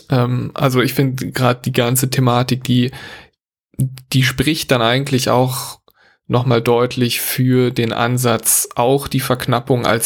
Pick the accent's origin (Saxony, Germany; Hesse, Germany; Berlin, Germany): Berlin, Germany; weil das ist ja so eine international anerkannte Währung, für mich als Berliner natürlich sowieso ideal.